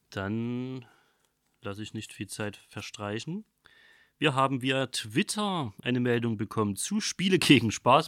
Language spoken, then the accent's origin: German; Saxony, Germany; accent: Saxon; mein sächsischer Dialekt